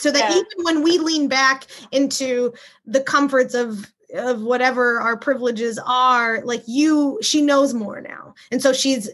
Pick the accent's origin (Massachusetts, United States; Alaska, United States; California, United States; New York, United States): California, United States; I'm from California